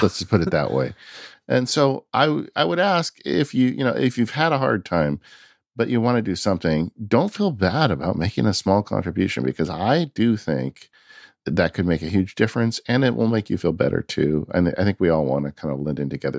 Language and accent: English; California, United States; my home state, California.